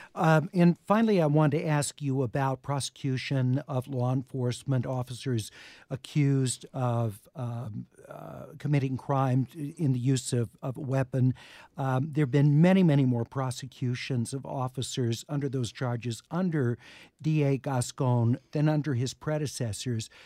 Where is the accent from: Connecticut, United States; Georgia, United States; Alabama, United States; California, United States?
California, United States; Los Angeles; growing up in Beechwood Canyon